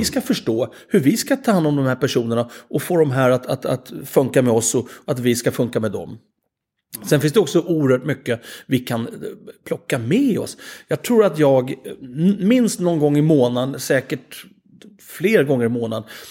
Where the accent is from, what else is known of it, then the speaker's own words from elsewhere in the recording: Sweden; som svenskar